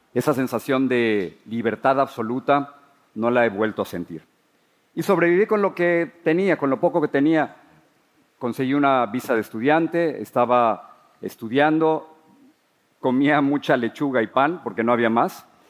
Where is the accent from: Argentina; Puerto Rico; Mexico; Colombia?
Mexico; Mexico City; born or raised there; moved away as an adult; now in United States